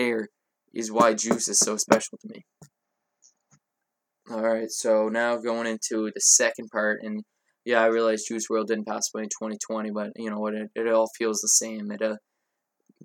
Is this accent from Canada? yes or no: yes; Canada; I'm Canadian